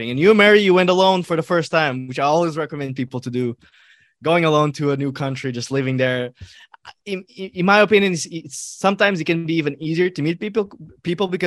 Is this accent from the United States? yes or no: no; Algeria; also born or lived in Morocco; I'm a Moro. I can relate. I can relate. I come from North North Africa.